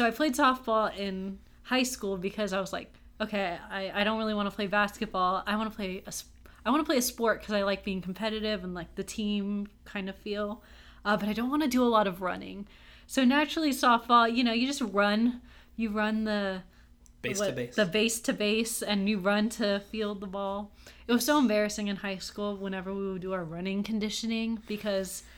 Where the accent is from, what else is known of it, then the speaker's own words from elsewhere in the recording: Austin, Texas, United States; I grew up, born and raised in Austin, Texas